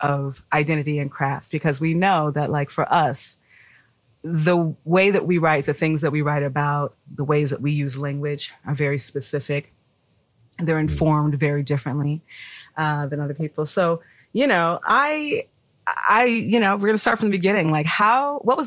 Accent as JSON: {"language": "English", "town": "Chicago", "region": "Illinois", "country": "United States", "said": "obviously we're both from Chicago"}